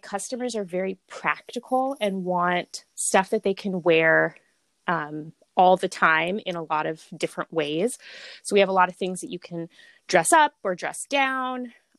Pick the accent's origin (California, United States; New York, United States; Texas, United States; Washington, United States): Washington, United States; Bellingham; born or raised there; also born or lived in Portland, Oregon